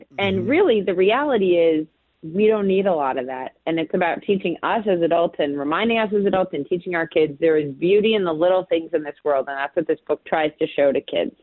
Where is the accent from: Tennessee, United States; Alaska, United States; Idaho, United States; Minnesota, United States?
Minnesota, United States; now in Brooklyn, United States; my hometown of Minnesota. Home state of Minnesota